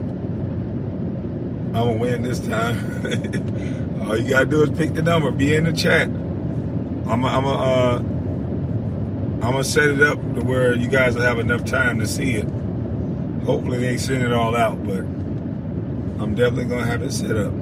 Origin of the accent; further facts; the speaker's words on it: Brunswick, United States; we are from Brunswick